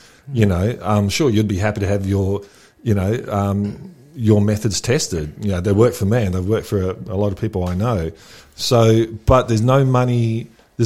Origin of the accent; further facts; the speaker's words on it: New Zealand; moved away; I grew up in New Zealand, and we're just a big farm